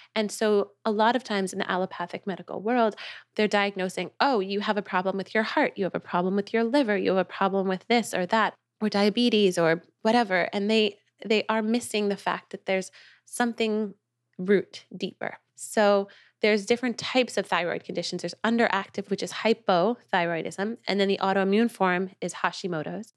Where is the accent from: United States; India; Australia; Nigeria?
United States; New York; moved away as an adult; also born or lived in Los Angeles; now in Nosara, Costa Rica; I'm from New York, too.